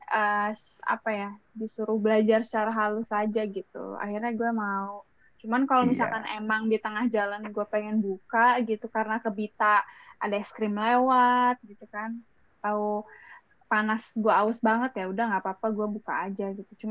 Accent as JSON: {"language": "Indonesian", "region": "West Java", "country": "Indonesia", "said": "karena gue orang Sunda, kalau karena gue orang Sunda"}